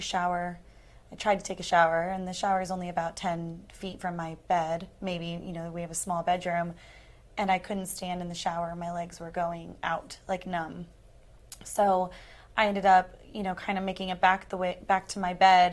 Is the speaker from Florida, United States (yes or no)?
yes; Tampa, Florida, United States; I'm from Tampa, Florida. And born and raised